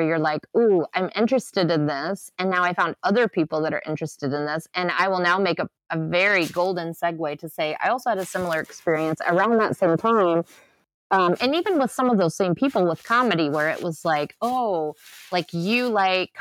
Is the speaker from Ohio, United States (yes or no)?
yes; Southeast Ohio, United States; I grew up in Southeast Ohio